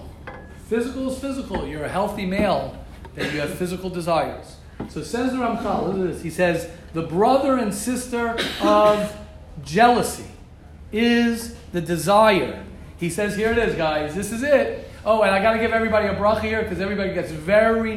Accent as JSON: {"language": "English", "country": "United States", "moved": "yes", "said": "I'm American. I will always be American"}